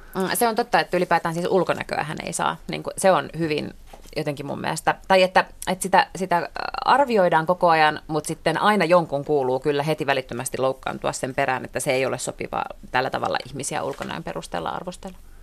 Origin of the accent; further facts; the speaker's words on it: Helsinki, Uusimaa, Finland; mä oon tällainen niin hirveän etuoikeutettu suomenruotsalainen töölöstä